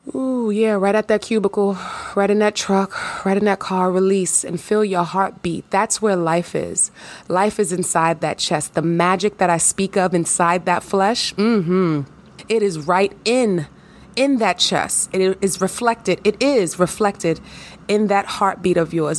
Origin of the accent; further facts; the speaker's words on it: New York, United States; I'm a New Yorker, honey. You already know. New York in the house, New York, born and raised.